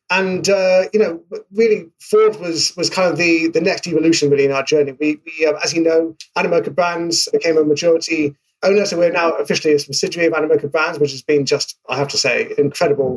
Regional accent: United Kingdom; accent: British; obviously based in the UK. In case my accent didn't give that away

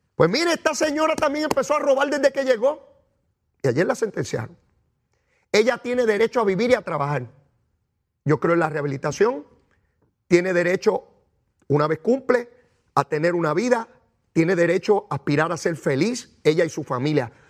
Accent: San Juan, Puerto Rico; Eso yo lo aprendí en Capetillo, en Río Piedra, de donde yo vengo

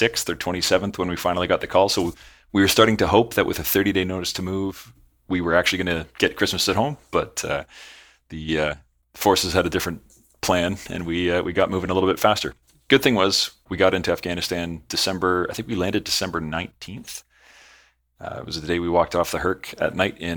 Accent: Southern Ontario, Canada; moved away as an adult; also born or lived in Edmonton; I was born and raised in Southern Ontario, but living in Edmonton for 3 years at that point

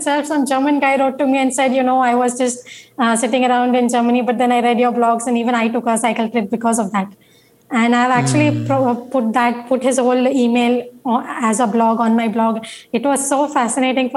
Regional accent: Mumbai, Maharashtra, India; I'm coming from India, no Bombay. So I am not used to those climates

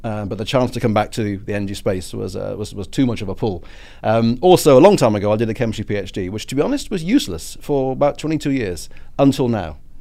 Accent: United Kingdom; my British politeness

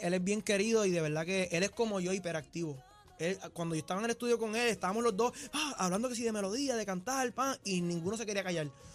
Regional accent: Puerto Rico; yo soy puertorriqueño, nacido y criado en Puerto Rico

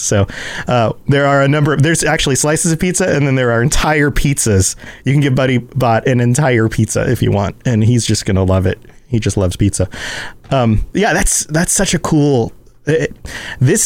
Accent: the South, United States; I'm from the South

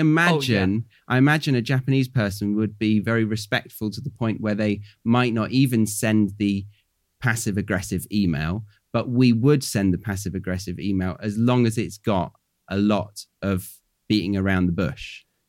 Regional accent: United Kingdom; moved away as an adult; now in Australia; I'm British

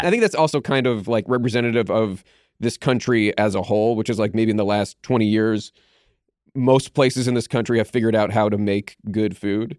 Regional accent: Pittsburgh, Pennsylvania, United States; I grew up in Pittsburgh

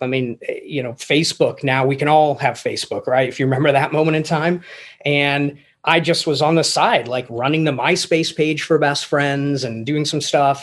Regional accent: England, United Kingdom; moved away; I grew up in England

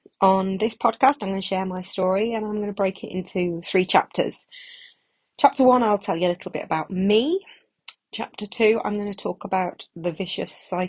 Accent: Manchester, North West England, United Kingdom; moved away; I'm originally from Manchester

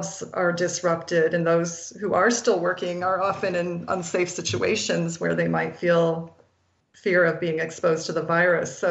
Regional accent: Iowa, United States; I grew up in Iowa

